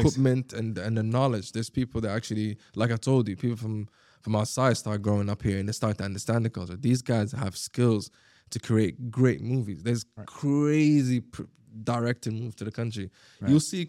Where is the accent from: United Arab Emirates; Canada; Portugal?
United Arab Emirates; Sharjah; English is a second language; also born or lived in Abu Dhabi; I grew up in Sharjah, right?